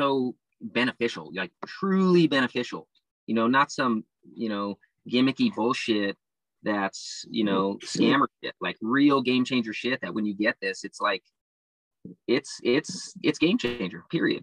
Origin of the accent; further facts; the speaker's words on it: Santa Barbara, California, United States; now in Oregon, United States; where I'm from in SoCal, you know, Santa Barbara